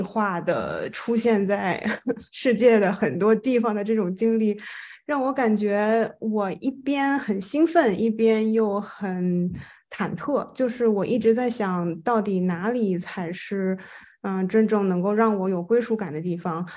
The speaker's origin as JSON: {"language": "Chinese", "region": "Shandong", "country": "China", "tie": "born or raised there", "also_born_or_lived": "Beijing", "moved": "as an adult", "lives_now": "Madrid, Spain", "said": "我呢其实是前二十六年的时间吧，就是在，呃，中国，然后我在山东长大，在北京读的本科和硕士"}